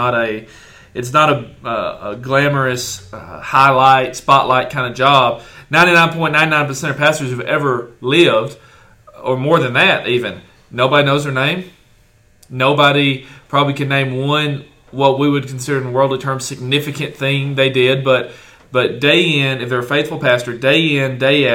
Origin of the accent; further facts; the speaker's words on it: Hartselle, Alabama, United States; my hometown in Hartsell, Alabama